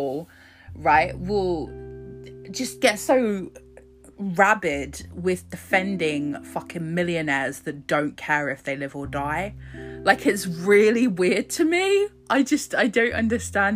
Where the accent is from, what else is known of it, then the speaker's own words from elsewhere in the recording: Croydon, London, United Kingdom; I was born in Croydon. So it's just up the road